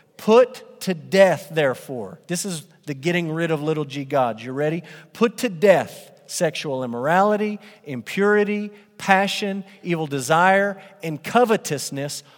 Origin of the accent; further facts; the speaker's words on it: Amarillo, Texas, United States; I grew up in Amarillo and I attended Crockett Middle School